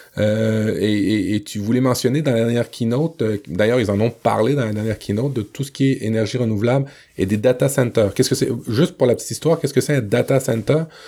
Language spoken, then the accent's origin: French; Le Havre, Normandy, France; quand j'étais petit en Normandie, euh, sur la plage du Havre